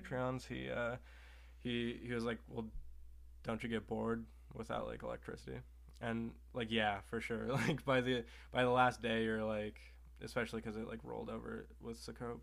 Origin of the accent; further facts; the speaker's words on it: Oregon, United States; also born or lived in Salem, Oregon / Bend, Oregon; I grew up in Oregon